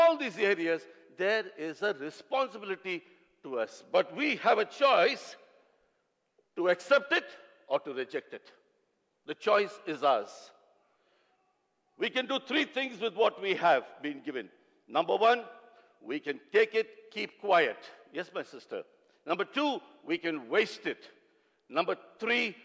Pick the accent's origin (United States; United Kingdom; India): India; South India; I come from South India